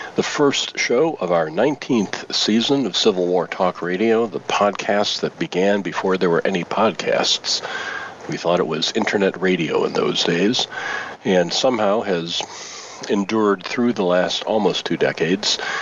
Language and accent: English; Michigan, United States; as a native Michigander